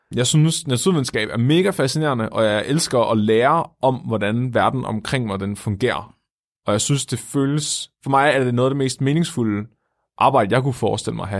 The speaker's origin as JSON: {"language": "Danish", "town": "Tåsinge", "region": "Southern Denmark", "country": "Denmark", "said": "Jeg er fra Tåsinge, som er en lille ø, der ligger syd for Svendborg på Fyn"}